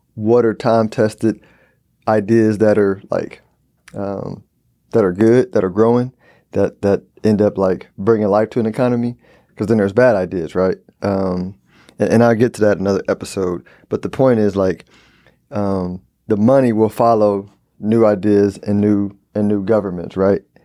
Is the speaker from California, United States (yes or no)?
no; Houston, Texas, United States; I'm from Houston.